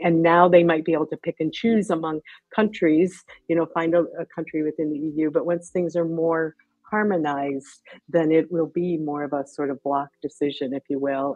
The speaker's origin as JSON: {"language": "English", "country": "United States", "accent": "American", "moved": "yes", "lives_now": "London, United Kingdom", "said": "despite my blaring American accent, I live and work in, in London"}